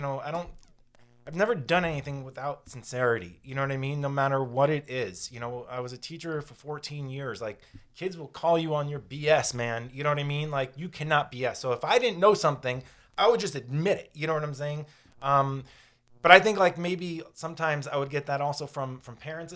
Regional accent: Florida, United States; growing up in Florida

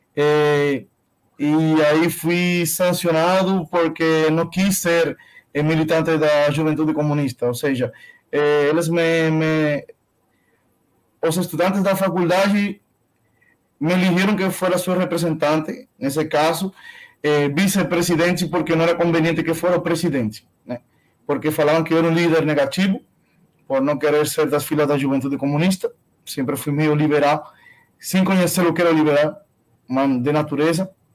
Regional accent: Cuba; Portuguese is a second language; moved away as an adult; also born or lived in Nicaragua / Alagoas, Brazil; now in São Paulo, Brazil; nasci em Cuba

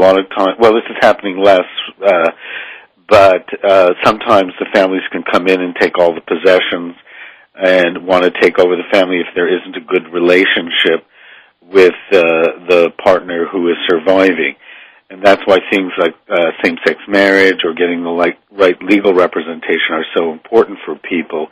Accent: Canada; now in Hollywood, United States; I work in Hollywood, but I'm originally from Canada

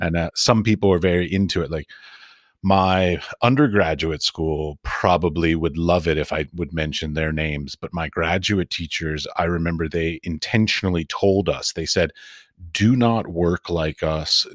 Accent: United States; moved away as an adult; also born or lived in Middle East; now in Europe; I'm from America. I've lived in the Middle East, and I now live in Europe

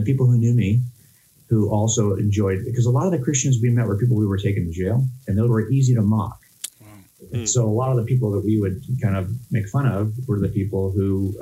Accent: Los Angeles County, California, United States; growing up in Los Angeles County, I had no problem living a life outside the church

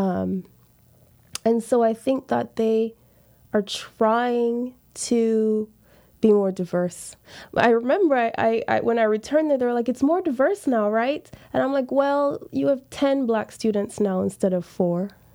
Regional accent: Montego Bay, Saint James, Jamaica; moved away as an adult; also born or lived in Charlottesville, Virginia / Los Angeles, California; I grew up in Jamaica, Rastafarian

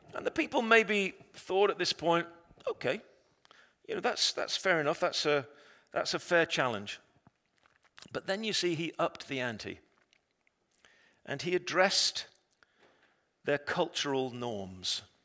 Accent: England, United Kingdom; I'm an Englishman.

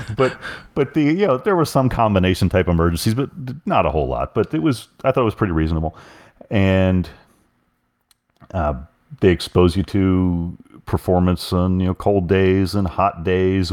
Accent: Oklahoma, United States; I'm from Oklahoma

